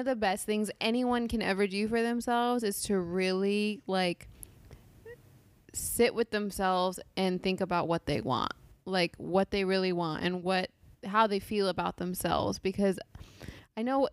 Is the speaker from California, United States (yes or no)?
yes; Los Angeles, California, United States; I'm from